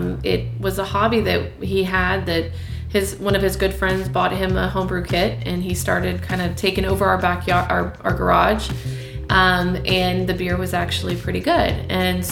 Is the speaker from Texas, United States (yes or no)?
yes; Cypress, Texas, United States; I grew up in Cypress, Texas, so just a little north of Houston